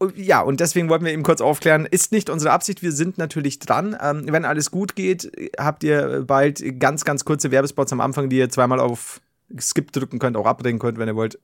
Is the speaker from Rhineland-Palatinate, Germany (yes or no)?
no; Bavaria, Germany; als Bayer